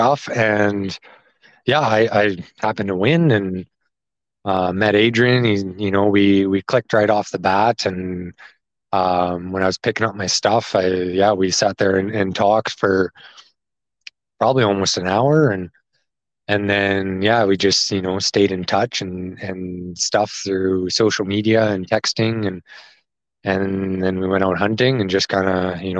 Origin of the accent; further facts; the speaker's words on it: Okotoks, Alberta, Canada; also born or lived in Lethbridge; I grew up on a small farm just outside of Okotoks